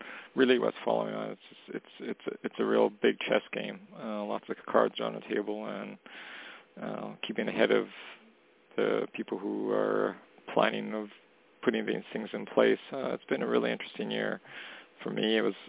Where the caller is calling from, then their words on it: Canada; calling from Canada.